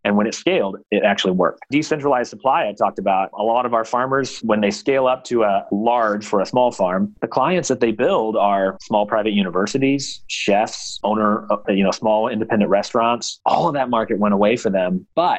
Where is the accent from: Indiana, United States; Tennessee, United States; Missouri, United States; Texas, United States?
Indiana, United States; Rushville; Rushville, Indiana. It's a little mapped out on 26 between Kokomo and Lafayette.